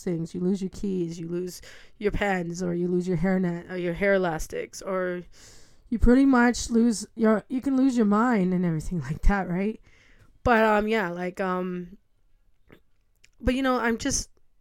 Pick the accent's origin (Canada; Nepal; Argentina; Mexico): Canada; Ontario; I'm from Canada